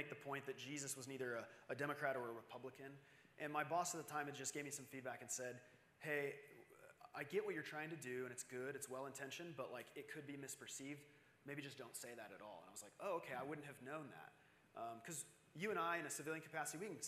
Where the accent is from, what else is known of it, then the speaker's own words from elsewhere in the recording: Arizona, United States; I'm from Arizona.